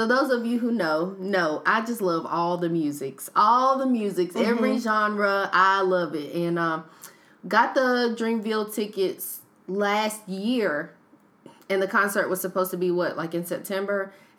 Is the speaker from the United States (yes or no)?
yes; North Carolina, United States; I'm not from Raleigh, but I am from the 919, so it feels like home whenever I go there.